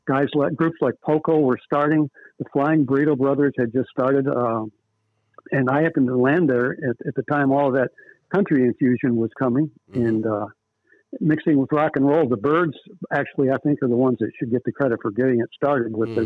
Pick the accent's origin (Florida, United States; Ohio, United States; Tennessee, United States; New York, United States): New York, United States; Western; moved away; also born or lived in California; When I say I'm from New York, you wouldn't expect me to have much country roots, but it was very much country.